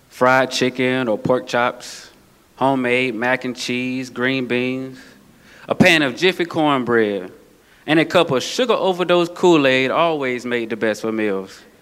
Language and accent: English; Atlanta, Georgia, United States; accent: southern; As you can tell by my swag or my southern accent, that seems to be quickly fading away, that I grew up in the South, the heart of Atlanta, Georgia, to be exact.